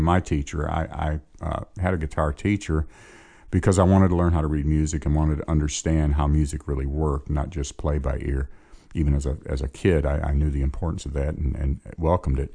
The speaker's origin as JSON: {"language": "English", "town": "Chicago", "region": "Illinois", "country": "United States", "tie": "born or raised there", "said": "I grew up in Chicago."}